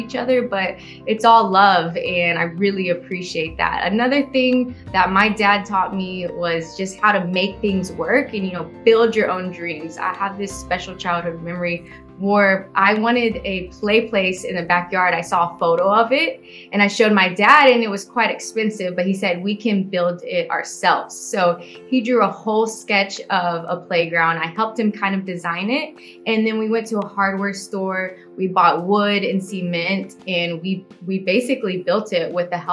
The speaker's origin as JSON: {"language": "English", "town": "Houston", "region": "Texas", "country": "United States", "tie": "born or raised there", "said": "I'm from Houston, Texas, born and raised"}